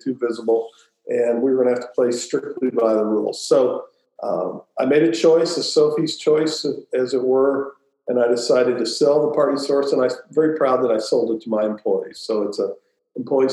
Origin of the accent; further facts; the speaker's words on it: Louisville, Kentucky, United States; I grew up in Louisville